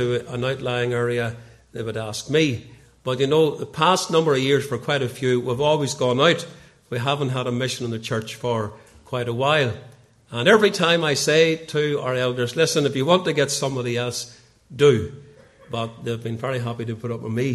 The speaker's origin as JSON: {"language": "English", "town": "Portadown", "region": "Northern Ireland", "country": "United Kingdom", "tie": "born or raised there", "lives_now": "Ballymoney, United Kingdom", "said": "I grew up in Portadown"}